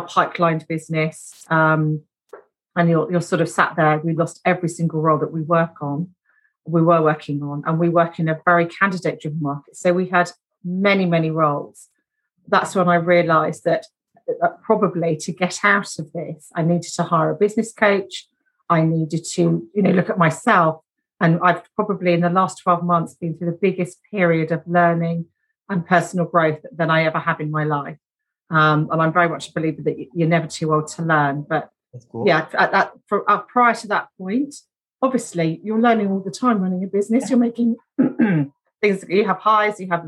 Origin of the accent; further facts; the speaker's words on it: Brighton, South East England, United Kingdom; I was born down in Brighton, which is a coastal city